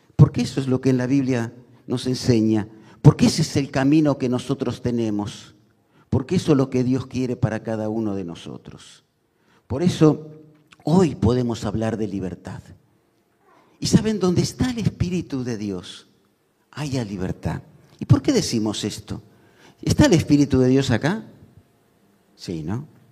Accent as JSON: {"language": "Spanish", "country": "Argentina", "said": "como argentinos"}